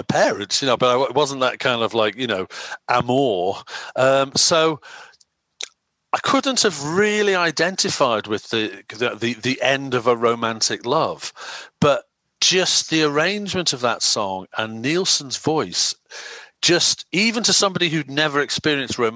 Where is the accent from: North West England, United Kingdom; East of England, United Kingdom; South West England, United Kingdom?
North West England, United Kingdom; Wirral Peninsula; also born or lived in Cheshire; Grew up on the Wirral Peninsula, on the other side of the river from Liverpool